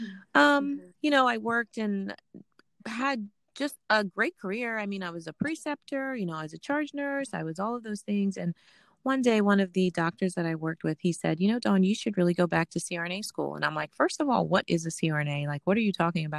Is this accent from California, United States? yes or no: yes; California, United States; moved away as an adult; also born or lived in Mount Vernon, New York; now in Pennsylvania, United States; I was born and raised in Mount Vernon, New York. And then I moved to California when I was seven. Mm-hmm. I grew up in California from the time I was seven until I went to Temple when I was 19 or 20 years old.